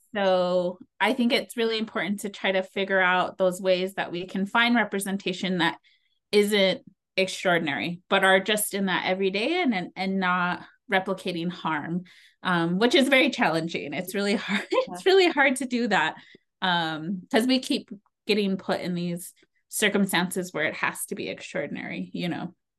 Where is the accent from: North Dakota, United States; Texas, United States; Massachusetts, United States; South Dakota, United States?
South Dakota, United States; Pine Ridge Reservation; also born or lived in Rapid City, South Dakota; I grew up on the Pine Ridge Reservation